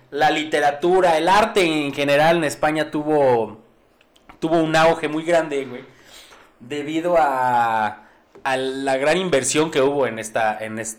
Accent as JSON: {"language": "Spanish", "country": "Mexico", "said": "yo soy mexicano"}